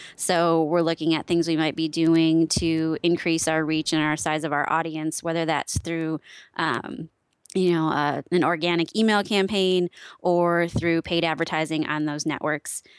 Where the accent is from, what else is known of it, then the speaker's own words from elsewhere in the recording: Wisconsin, United States; born and raised in Wisconsin. Only lived outside of the state for just under a year